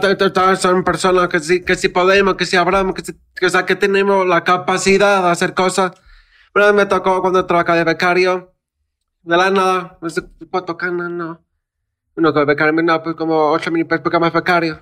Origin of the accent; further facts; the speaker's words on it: Mexico; soy mexicano